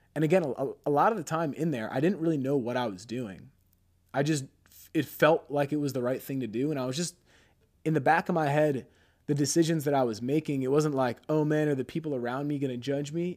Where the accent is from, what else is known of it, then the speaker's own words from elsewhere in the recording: Pennsylvania, United States; moved away as an adult; now in Scottsdale, United States; We're from Pennsylvania.